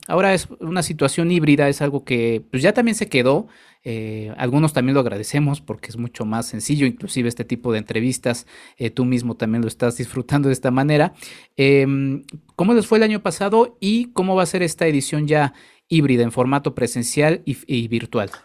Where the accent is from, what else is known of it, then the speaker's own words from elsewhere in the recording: Mexico; como, como mexicanos